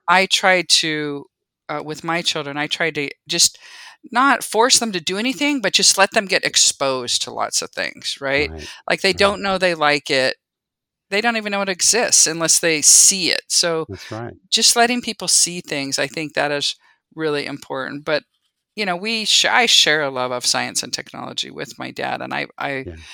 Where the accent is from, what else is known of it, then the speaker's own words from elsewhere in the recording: San Jose, California, United States; moved away as an adult; also born or lived in Utah; I grew up in the Bay Area in San Jose. I feel like I was one of the few people that actually was born and raised in, you know, Silicon Valley